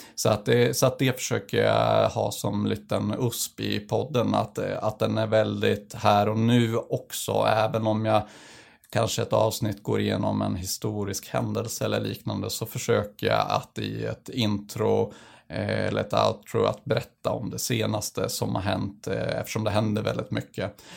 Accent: northern Sweden, Sweden; kommer från norra Sverige

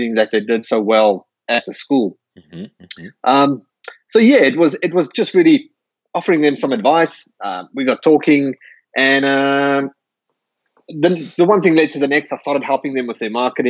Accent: South Africa; moved away as an adult; now in Perth, Australia; I'm from South Africa originally. I immigrated to Perth, Australia about 11 years ago.

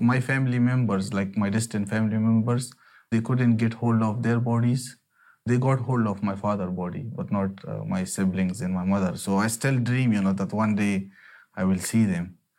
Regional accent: Afghanistan; now in United Kingdom; I'm from Afghanistan

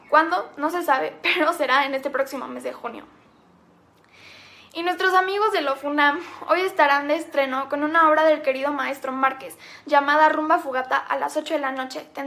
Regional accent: Mexico

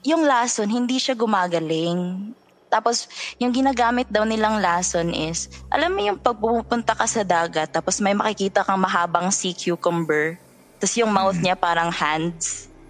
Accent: Northern Samar, Eastern Visayas, Philippines; moved away as an adult; now in Cebu City, Philippines; I grew up in summer which is full of supernatural things

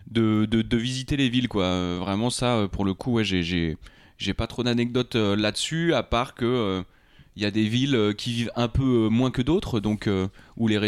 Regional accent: Rambouillet, Île-de-France, France; also born or lived in Trappes; Moi, je suis né à Trappe et ensuite j'ai été au lycée à Rambouillet, à Bascan.

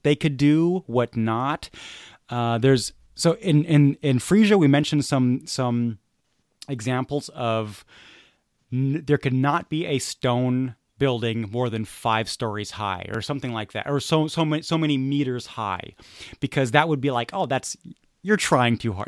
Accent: United States; I'm an American

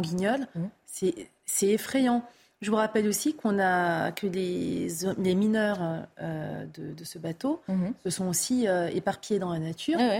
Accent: France; en tant que Française, citoyenne française

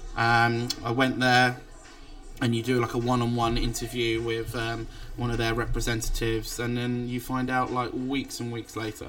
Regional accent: England, United Kingdom; the only English guy on the cruise

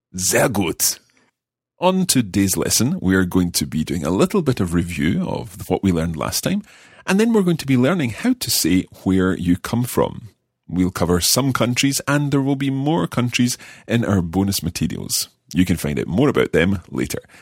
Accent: Scotland, United Kingdom; I don't come from Germany. I come from Scotland.

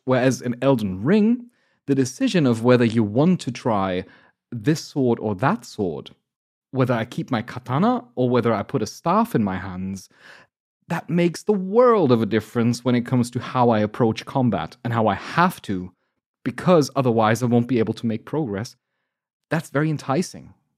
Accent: Germany; I'm from Germany, so I'm calculating in kilograms

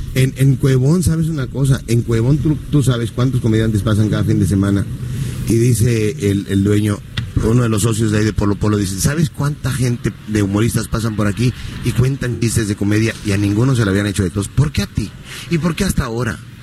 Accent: Acapulco, Guerrero, Mexico; De aquí, de, Acapulco. Yo nací en el Seguro Social de aquí de, de Cuauhtémoc

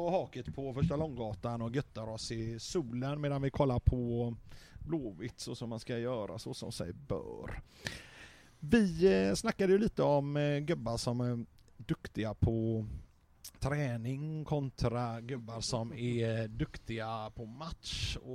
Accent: Götene, Västra Götaland, Sweden

